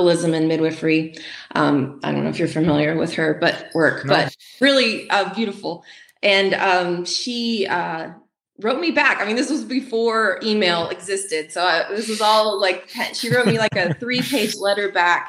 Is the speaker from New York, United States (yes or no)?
no; Appalachian Mountains in North Carolina, United States; moved away as an adult; now in Midwest, United States; I grew up in the Appalachian Mountains in North Carolina